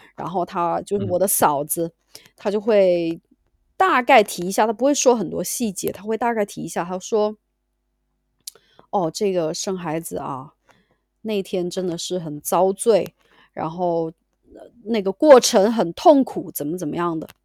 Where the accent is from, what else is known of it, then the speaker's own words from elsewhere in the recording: Sichuan, China; moved away as an adult; now in United Kingdom; 我是四川人嘛